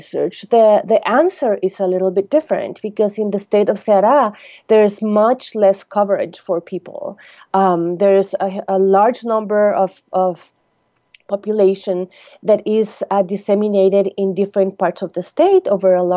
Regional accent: Costa Rica; moved away; I'm originally from Costa Rica

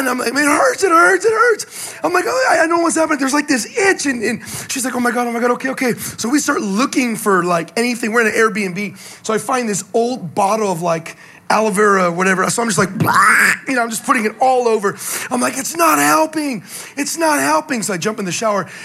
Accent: the Bay Area, California, United States; moved away; I'm from California, originally from the Bay

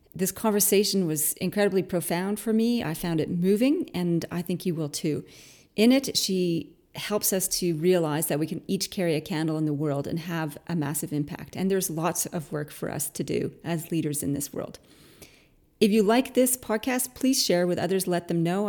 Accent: Canada; now in Australia; I'm Canadian originally

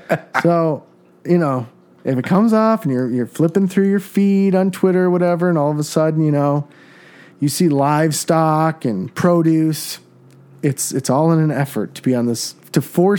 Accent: Iowa, United States; I was born in Iowa.

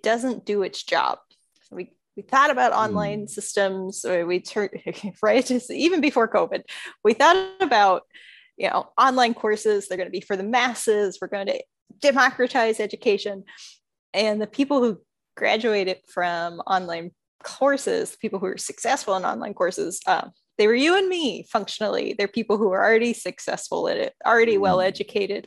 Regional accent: Pittsburgh region, Pennsylvania, United States; moved away; I'm originally from the Pittsburgh region, sort of northwest by about an hour

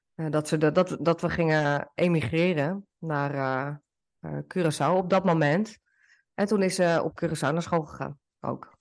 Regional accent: Netherlands; moved away as an adult; now in Portugal; zoals wij dat ook doen in Nederland

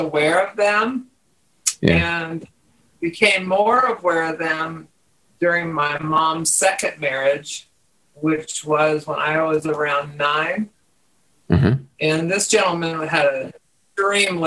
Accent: West Virginia, United States; moved away as an adult; also born or lived in Akron, Ohio; And then my parents, shortly from there, moved back to West Virginia, where they're from. And so I grew up in West Virginia

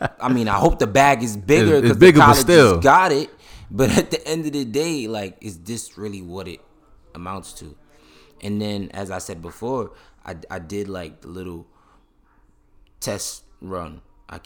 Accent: New York City, New York, United States; I'm from Brooklyn

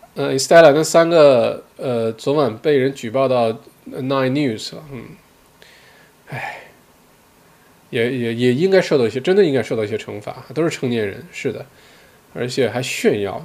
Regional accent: China; now in Melbourne, Australia; 因为我自己作为中国人

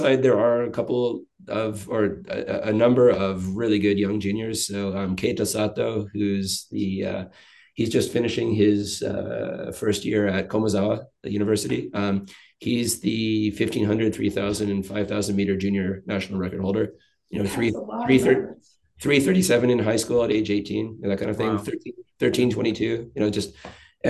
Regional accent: Canada; now in Japan; as a Canadian

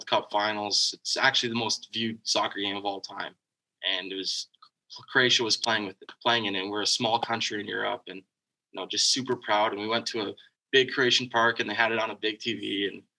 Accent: Mississauga, Ontario, Canada; also born or lived in Oakville, Ontario; grew up in, you know, in Mississauga, Oakville

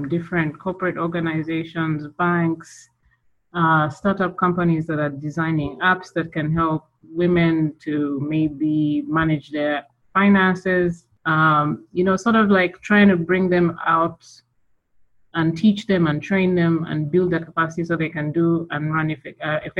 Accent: Kampala, Central Region, Uganda; I'm from Uganda, Kampala, born and raised. I've lived there all my life

